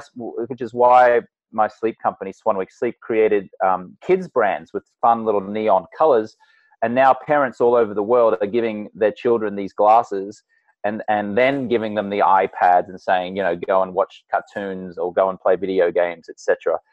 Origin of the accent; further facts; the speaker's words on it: Australia; moved away as an adult; now in United States; I'm Australian American, and I grew up in an Australian drinking